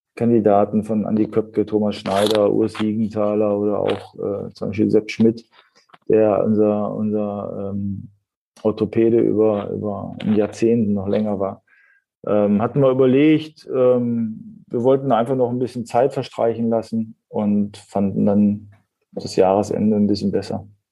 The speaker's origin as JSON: {"language": "German", "area": "Ruhr area", "region": "North Rhine-Westphalia", "country": "Germany", "tie": "born or raised there", "also_born_or_lived": "Hamburg", "moved": "as an adult", "said": "das war das erste Mal, wo ich dann auch äh, aus meiner Heimatstadt äh, ausgezogen bin"}